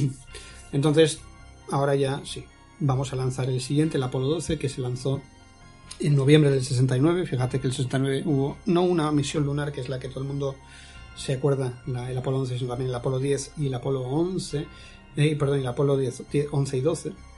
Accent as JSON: {"language": "Spanish", "country": "Spain", "said": "como españoles tenemos que tener ese orgullo"}